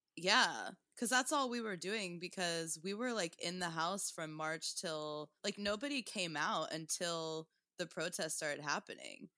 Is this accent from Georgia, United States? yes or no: no; Tulsa, Oklahoma, United States; also born or lived in Portland, Oregon; now in New York, United States; I'm from Tulsa, Oklahoma, and then I started comedy in Portland, and then I've been in New York for, like, uh, since two thousand thirteen.